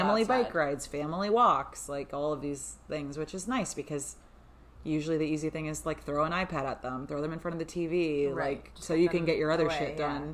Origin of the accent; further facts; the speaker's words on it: South Florida, United States; We've lived in South Florida almost our whole lives